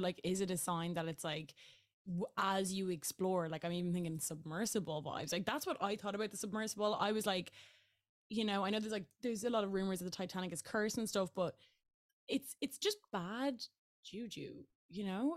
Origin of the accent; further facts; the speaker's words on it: Ireland; I am Irish